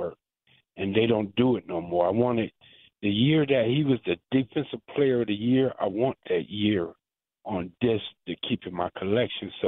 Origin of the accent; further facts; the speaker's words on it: Wisconsin, United States; I grew up in Wisconsin